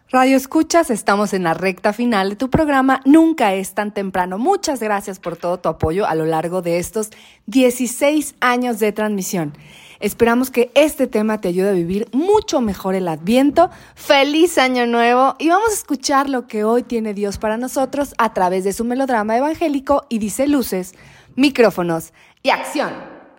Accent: Mexico; nosotros como mexicanos

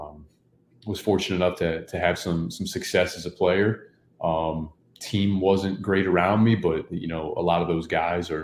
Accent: Northwest Ohio, United States; also born or lived in Marietta, Ohio; I grew up in Northwest Ohio

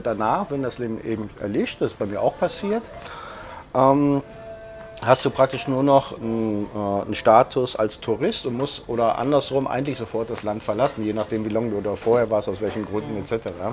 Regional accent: Germany; now in Berlin, Germany; der Stadtteil wo ich aufgewachsen bin, heißt Berliner Viertel.

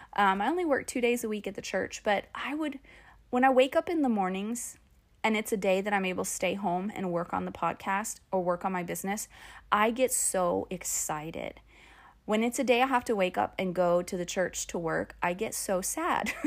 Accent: Phoenix, Arizona, United States; moved away; I'm from Phoenix. And so it all happened in Phoenix, in my hometown, where I graduated from high school.

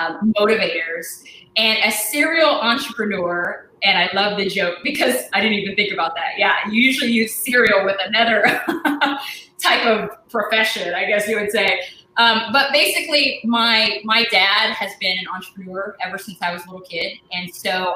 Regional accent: Portland, Oregon, United States; I was born and raised in Portland, Oregon. I'm a West Coast girl

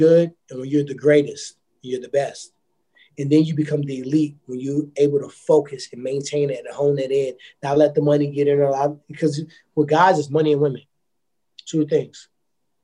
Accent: Ferguson, Missouri, United States; I grew up in Ferguson

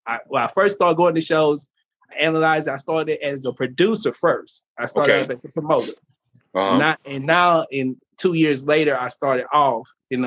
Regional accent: Houston, Texas, United States; I'm originally here from Houston, Texas.

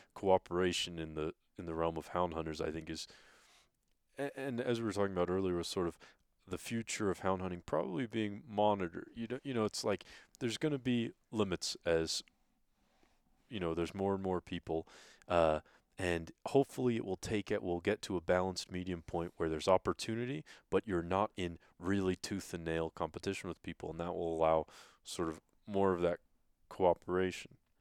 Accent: England, United Kingdom; moved away as an adult; now in Idaho, United States; I grew up in England, a country the size of Alabama

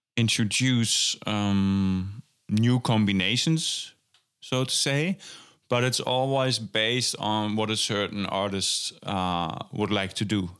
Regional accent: Germany; moved away as an adult; now in Amsterdam, Netherlands; I, uh, went to Amsterdam to study jazz drums at the conservatory, um, after growing up in Germany

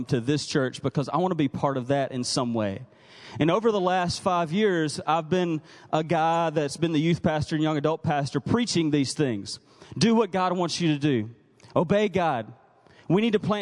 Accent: Mississippi, United States; also born or lived in North Carolina / Texas; now in Woodburn, United States; I'm from Mississippi originally.

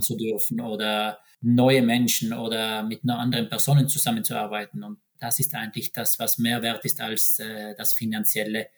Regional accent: South Tyrol, Trentino-Alto Adige, Italy; moved away as an adult; now in Norway; für mich als Südtiroler

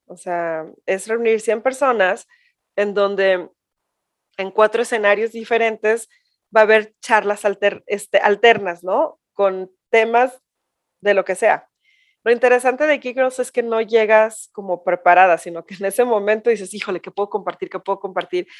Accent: Mexico; ya no somos esas mexicanas de nuestras abuelas o de nuestras mamás hacia atrás

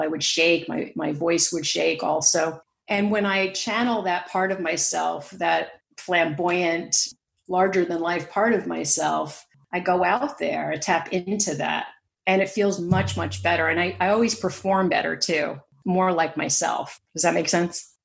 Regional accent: New York, United States; accent: American; moved away as an adult; also born or lived in San Francisco Bay Area, California; now in West Cork, Ireland; I grew up in New York

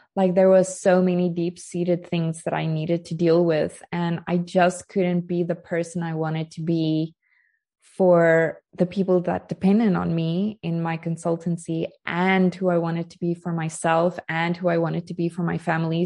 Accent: South Africa; moved away as an adult; now in Portugal; I'm joining you from Portugal, but I am South African. I've only been living in Portugal for three and a half years.

